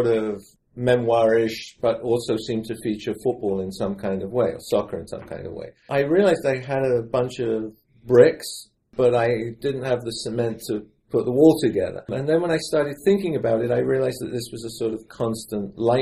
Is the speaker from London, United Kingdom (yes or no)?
yes; London, United Kingdom; moved away as an adult; also born or lived in New York City; now in United States; when I was growing up in London